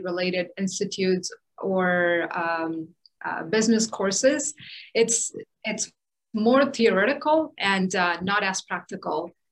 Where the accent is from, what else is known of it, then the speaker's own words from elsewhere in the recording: India; moved away; my experience growing up in India